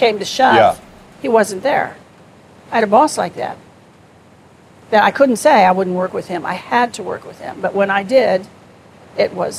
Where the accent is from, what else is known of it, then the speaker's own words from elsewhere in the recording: Wichita, Kansas, United States; moved away as an adult; I was from Wichita, Kansas